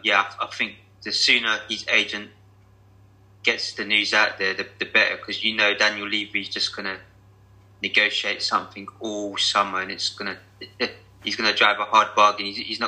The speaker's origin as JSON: {"language": "English", "region": "England", "country": "United Kingdom", "said": "we're English football fans"}